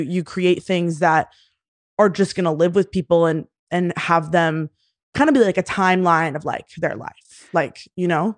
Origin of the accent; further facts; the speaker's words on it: Houston, Texas, United States; moved away as an adult; also born or lived in Austin, Texas; now in New York, United States; I am originally from Houston, Texas, grew up there